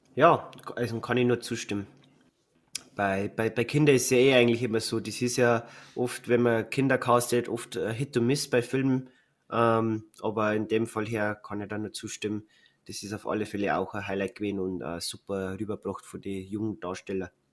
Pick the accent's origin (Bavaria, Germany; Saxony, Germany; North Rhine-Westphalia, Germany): Bavaria, Germany; bei uns in Bayern